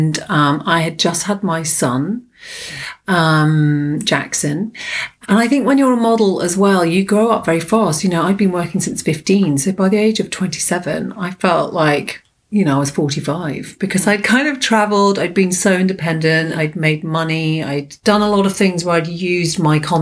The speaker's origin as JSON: {"language": "English", "region": "London", "country": "United Kingdom", "tie": "born or raised there", "said": "I was born in London"}